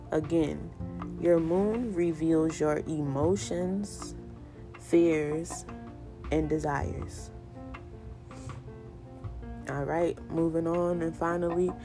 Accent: Charleston, South Carolina, United States; accent: Geechee; I'm from Charleston, South Carolina, and I'm Geechee at the soul of me

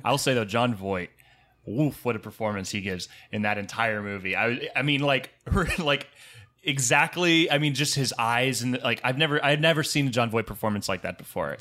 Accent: Jupiter, Florida, United States; I'm from Jupiter, Florida

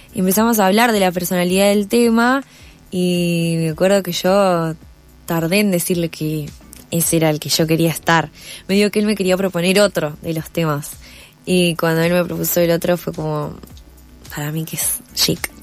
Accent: Necochea, Buenos Aires Province, Argentina; now in Buenos Aires, Argentina; yo soy de Necochea

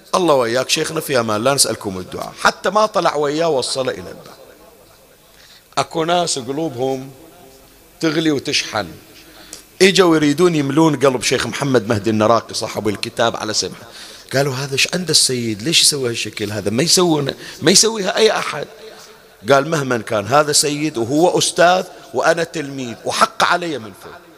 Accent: Bahrain; احنا عندنا في البحرين

